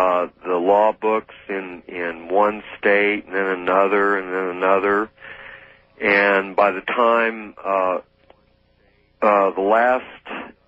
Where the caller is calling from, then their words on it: Gates, Oregon, United States; from Gates, Oregon.